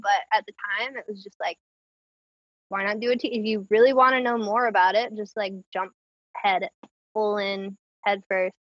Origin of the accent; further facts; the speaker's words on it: Clayton, North Carolina, United States; moved away as an adult; also born or lived in Raleigh, North Carolina / Endwell, New York; now in New York, United States; I'm from Clayton, which is like right outside of Raleigh